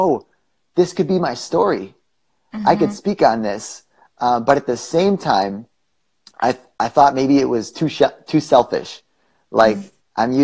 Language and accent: English; Wisconsin, United States; moved away as an adult; now in Arizona, United States; I grew up in Wisconsin and moved to Arizona a couple years ago.